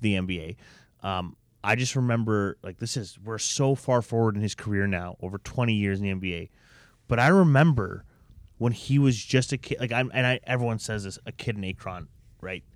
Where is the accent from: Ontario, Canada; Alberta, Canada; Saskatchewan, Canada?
Ontario, Canada; Toronto; us growing up in Toronto